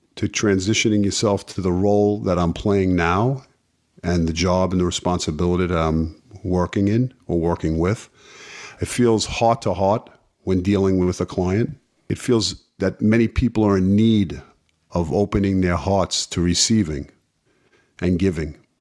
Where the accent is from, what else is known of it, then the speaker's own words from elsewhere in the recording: New York City, New York, United States; growing up in Brooklyn, uh, playing sports in the street